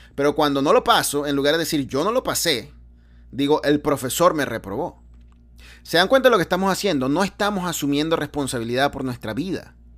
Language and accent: Spanish; Venezuela; moved away; yo vengo de Venezuela